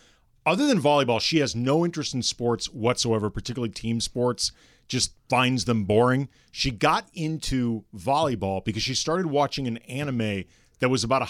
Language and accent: English; St. Louis, Missouri, United States; moved away as an adult; Growing up in St. Louis